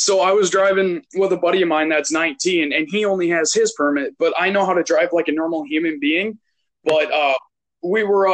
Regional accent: Canada; now in Minnesota, United States; I'm Canadian, but I live in Minnesota

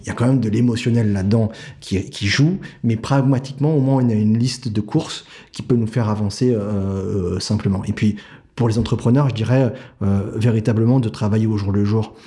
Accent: Paris, Île-de-France, France; je viens de Paris. Euh, j'ai fait toutes mes études à Paris.

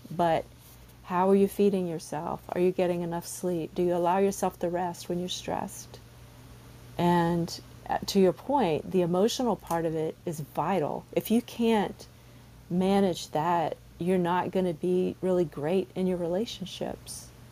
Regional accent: the South, United States; I'm from the South

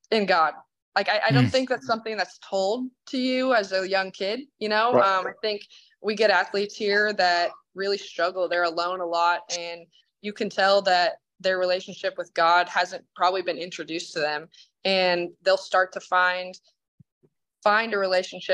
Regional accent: Idaho, United States; moved away; I'm from Idaho

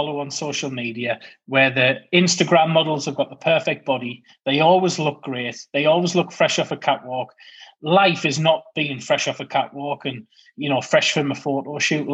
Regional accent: United Kingdom; being British

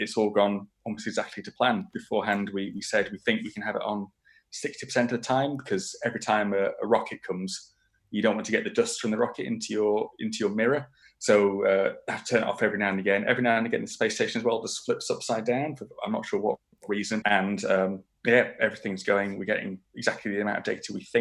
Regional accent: Moor Monkton, Yorkshire and the Humber, United Kingdom; I grew up just outside York in a small village called Moor Monkton

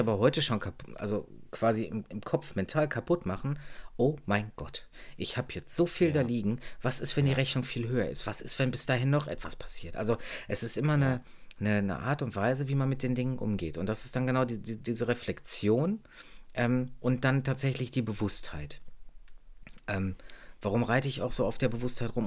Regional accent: Germany; bei uns in Deutschland

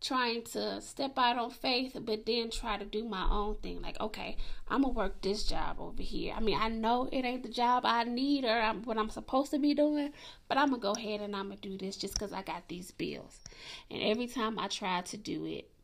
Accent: Atlanta, Georgia, United States; I grew up in Atlanta

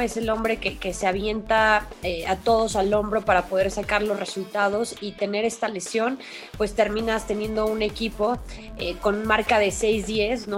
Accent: Mexico; en nuestro país, en México

